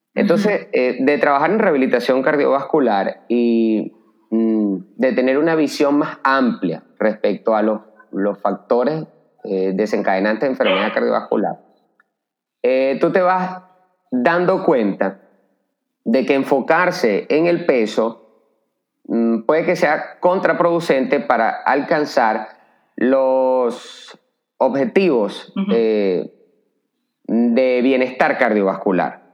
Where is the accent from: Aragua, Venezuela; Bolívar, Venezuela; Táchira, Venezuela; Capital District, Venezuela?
Capital District, Venezuela; Caracas; moved away as an adult; now in Santo Domingo, Dominican Republic; yo soy venezolano, eh, nacido en la ciudad de Caracas, y llevo viviendo en Santo Domingo desde hace tres años